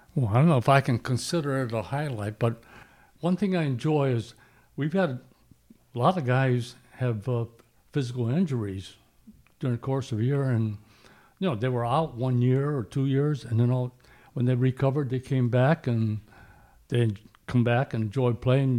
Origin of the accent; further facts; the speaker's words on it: Addison, Illinois, United States; I grew up in Addison, Illinois